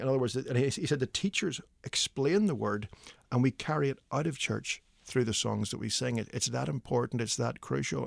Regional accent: Belfast, Northern Ireland, United Kingdom; moved away as an adult; also born or lived in Midwest, United States; now in Nashville, United States; my wife and I grew up in Ireland

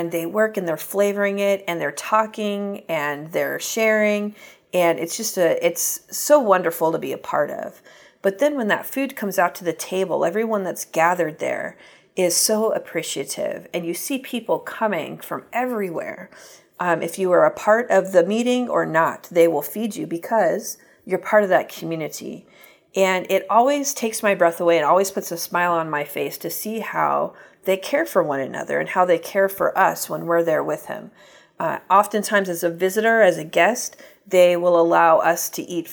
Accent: United States; moved away as an adult; now in Uganda; as an American

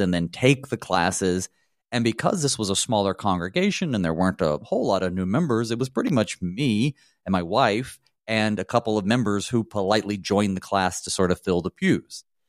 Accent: the South, United States; I'm from the South, and I didn't grow up Lutheran

